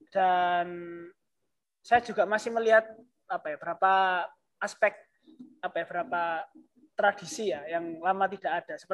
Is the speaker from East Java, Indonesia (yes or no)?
yes; East Java, Indonesia; daerah di rumah saya di desa saya